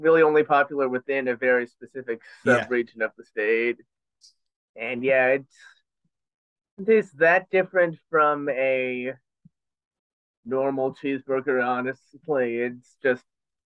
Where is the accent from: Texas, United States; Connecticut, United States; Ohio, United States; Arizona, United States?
Connecticut, United States; New Haven; from New Haven